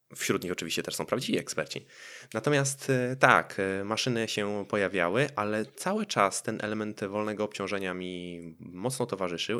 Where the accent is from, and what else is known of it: Poland